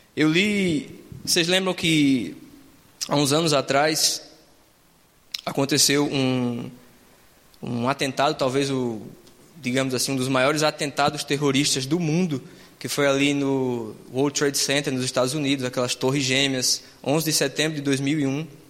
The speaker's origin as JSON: {"language": "Portuguese", "region": "Northeast Region", "country": "Brazil", "moved": "yes", "said": "Isso é mais uma coisa lá da minha terra do que aqui"}